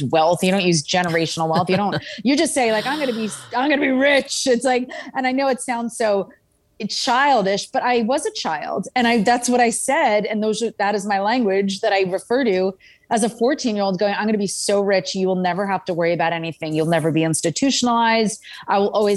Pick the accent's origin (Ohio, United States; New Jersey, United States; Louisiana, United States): New Jersey, United States; Princeton; also born or lived in California; I'm about ready to start high school back in Princeton, New Jersey